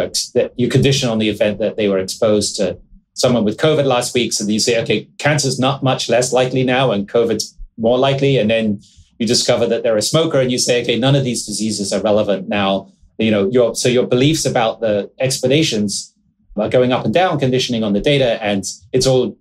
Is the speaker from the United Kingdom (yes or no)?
yes; England, United Kingdom; I grew up in England.